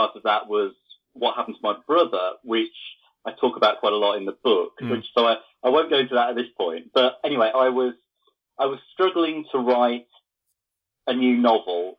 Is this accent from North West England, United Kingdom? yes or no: no; the Fens, Lincolnshire, East Midlands, United Kingdom; I grew up in the Fens in Lincolnshire, which is flat and quite dull